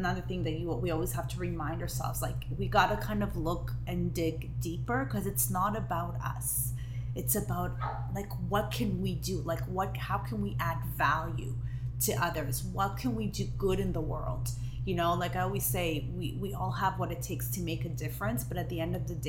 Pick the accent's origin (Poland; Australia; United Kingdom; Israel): Israel; English is a second language; moved away; I was born and raised in Israel, and I feel like I have the biggest accent.